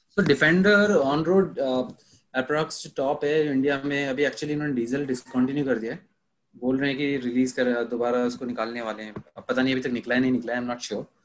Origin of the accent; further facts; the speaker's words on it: Meerut, Uttar Pradesh, India; मेरा ही शहर हो गया मेरठ मैं मेरठ से हूँ